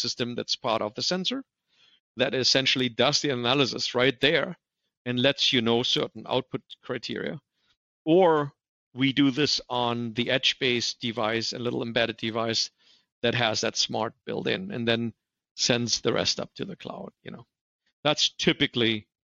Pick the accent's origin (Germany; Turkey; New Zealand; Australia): Germany; English is a second language; moved away as an adult; also born or lived in Torrance, California; now in United States; I grew up in Germany